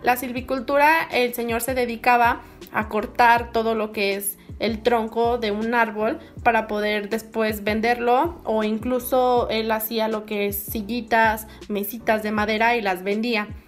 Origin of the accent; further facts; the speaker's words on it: Mexico; soy de México